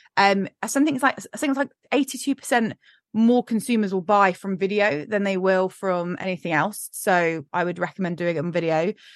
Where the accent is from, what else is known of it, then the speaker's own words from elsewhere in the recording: United Kingdom; we're incredibly British